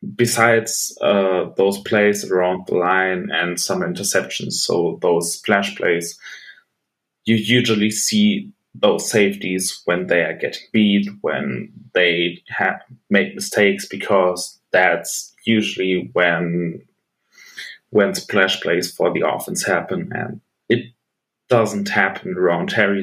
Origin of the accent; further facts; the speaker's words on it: Bochum, North Rhine-Westphalia, Germany; a German football jersey uh, from my hometown team, the team I play for